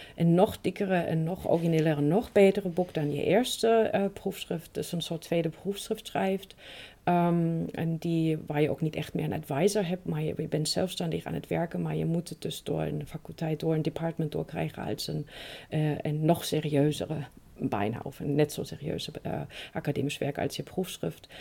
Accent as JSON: {"language": "Dutch", "region": "East Germany", "country": "Germany", "second_language": "Dutch", "moved": "yes", "said": "heel veel andere Oost-Duitsers"}